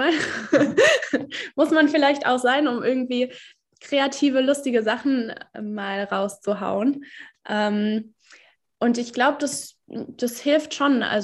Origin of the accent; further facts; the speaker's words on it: Olfen, Hesse, Germany; Ähm, im Odenwald. Da bin ich in Olfen aufgewachsen, ein 300-Einwohner-Dorf, also sehr, sehr ländlich.